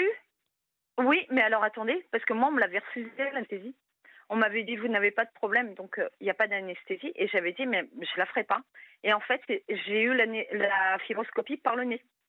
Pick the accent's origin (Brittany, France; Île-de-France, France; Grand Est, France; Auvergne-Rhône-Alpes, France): Brittany, France; je suis bretonne